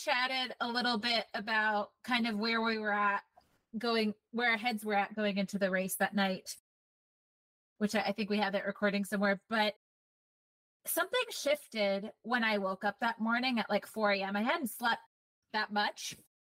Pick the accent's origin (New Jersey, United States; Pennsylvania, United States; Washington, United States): Washington, United States; Seattle; So I'm from Seattle, Tranos.